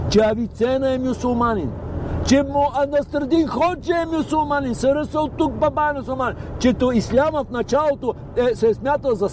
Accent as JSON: {"language": "Bulgarian", "country": "Bulgaria", "said": "а ние сме от Българстан"}